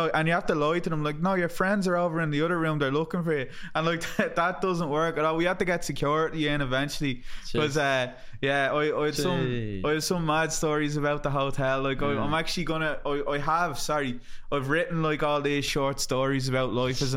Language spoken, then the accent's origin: English; Ireland; being an Irish person in America